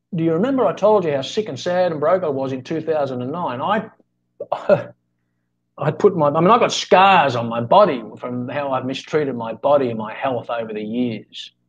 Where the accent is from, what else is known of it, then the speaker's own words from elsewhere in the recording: Australia; now in Philippines; I'm Australian, but I'm living in in the Philippines.